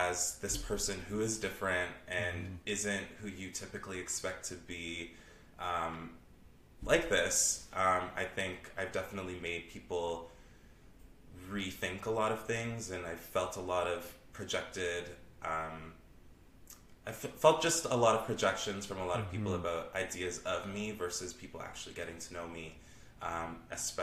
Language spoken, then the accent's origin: English; Toronto, Ontario, Canada; I am from Scarborough. I'm born and raised in Scarborough.